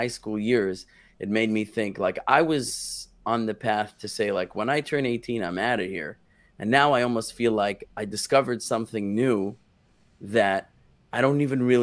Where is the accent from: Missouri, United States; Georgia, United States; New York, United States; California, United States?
New York, United States; New York City; moved away as an adult; also born or lived in Israel; I grew up in Brooklyn, New York